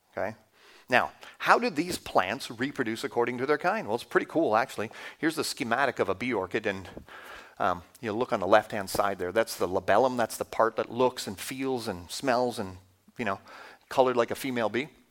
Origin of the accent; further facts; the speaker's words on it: Canada; as a Canadian, you don't think you have an accent